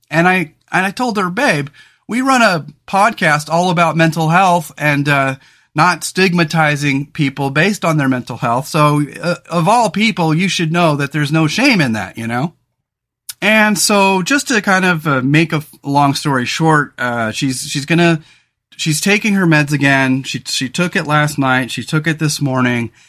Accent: Central Coast, California, United States; moved away as an adult; now in Oregon, United States; we grew up in California on the Central Coast

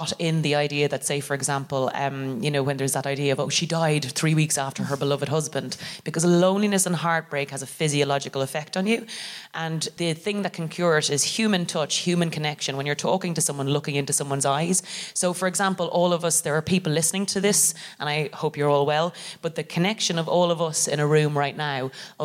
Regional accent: Ireland; now in London, United Kingdom; I'm very privileged as an English speaking immigrant to arrive here and be able to immediately roughly be myself, even under the guise of being Irish

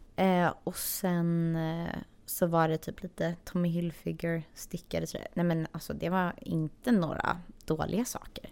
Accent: Sweden; moved away as an adult; now in Los Angeles, United States; vi är de två enda svenska i butiken

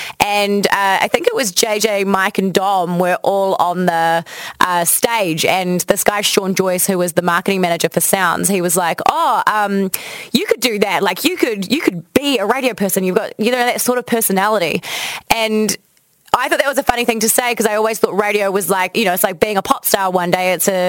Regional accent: Timaru, Canterbury, New Zealand; also born or lived in Porirua / Waimate / Christchurch; I was born in Porirua and then we moved down to Waimate. Then we moved to Timaru, which I consider like my hometown because I lived there for my entire childhood. And when I was 13, I moved to Christchurch.

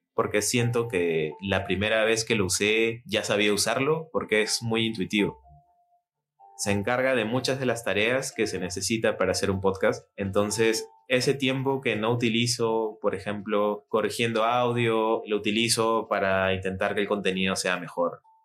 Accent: Lima, Peru; soy de Lima, Perú

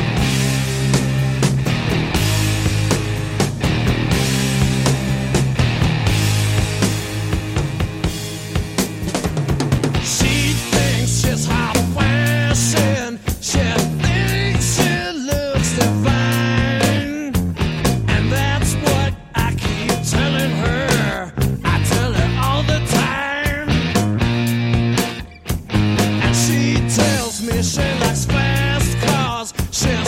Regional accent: Detroit, Michigan, United States; I'm from Detroit

